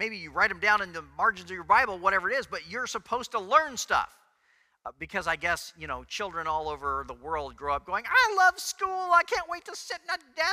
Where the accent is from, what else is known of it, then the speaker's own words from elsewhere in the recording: Texas, United States; I was from Texas